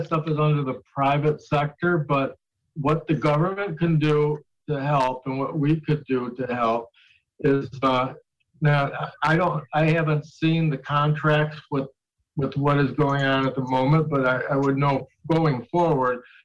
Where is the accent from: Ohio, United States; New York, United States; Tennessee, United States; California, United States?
New York, United States; Niagara Falls; I grew up in Niagara Falls